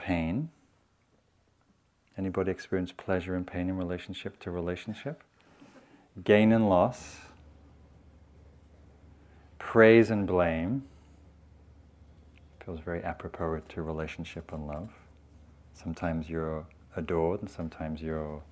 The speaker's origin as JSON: {"language": "English", "region": "England", "country": "United Kingdom", "moved": "yes", "lives_now": "United States", "said": "I'm from England"}